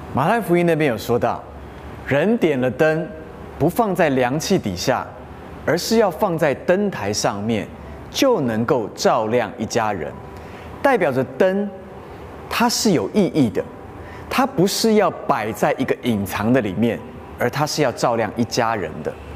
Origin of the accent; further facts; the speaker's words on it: Taiwan; 在台湾的我们，其实相信的都是一样的